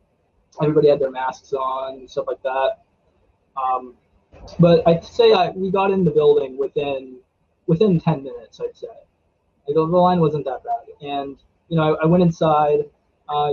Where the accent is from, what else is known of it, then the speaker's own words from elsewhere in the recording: Frostburg, Maryland, United States; also born or lived in Silver Spring, Maryland; But I was born in Silver Spring, Maryland. And then we moved to Allegheny County, and I've pretty much been like around this area the whole time